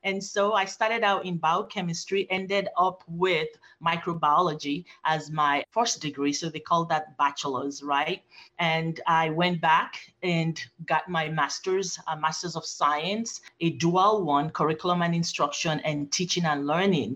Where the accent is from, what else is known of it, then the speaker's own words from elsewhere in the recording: Nigeria; moved away as an adult; also born or lived in Phoenix, Arizona; now in United States; I was born in Phoenix, Arizona, by Nigerian parents, and I grew up in Nigeria, Africa, with my paternal grandparents